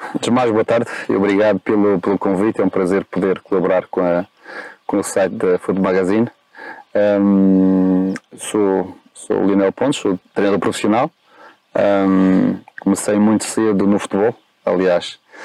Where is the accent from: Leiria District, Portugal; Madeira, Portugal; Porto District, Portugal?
Madeira, Portugal; accent: Madeiran; moved away as an adult; now in Lisbon, Portugal; este meu sotaque tem a ver com a minha origem. Uhum. Eu sou madeirense, eh, vivi 18 anos na Madeira, saí vim para cá, para, para Lisboa, aos 18.